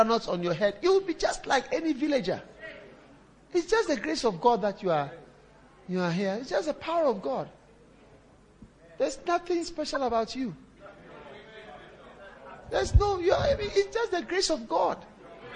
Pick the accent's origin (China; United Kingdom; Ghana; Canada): Ghana; now in South Africa; I'm from Ghana